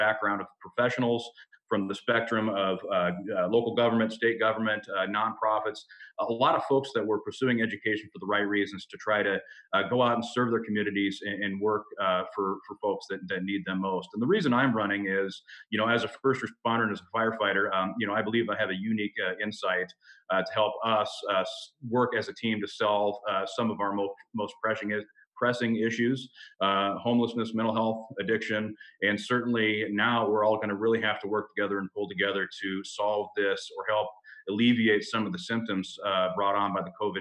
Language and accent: English; Pierce County, Washington, United States; born and raised in Pierce County. I've actually never lived anywhere else in my entire life